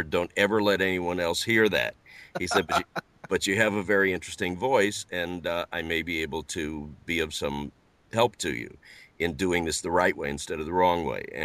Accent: St. Louis, Missouri, United States; I'm from the middle of the middle, uh, St. Louis, Missouri.

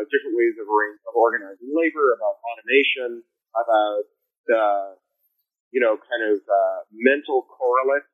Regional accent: Canada; now in United States; I'm a Canadian.

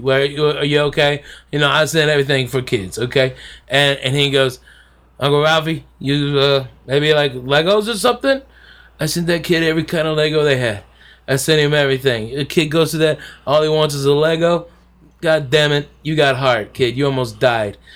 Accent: the South, United States; I'm a Southerner

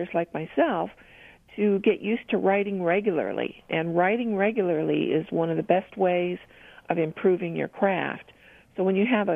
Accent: Oregon, United States; moved away as an adult; also born or lived in Rochester, New York / Idaho / Seal Beach, California; now in Portland, United States; I was born in Oregon

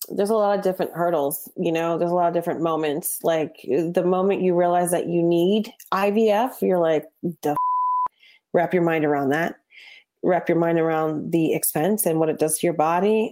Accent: New Jersey, United States; I grew up in Jersey

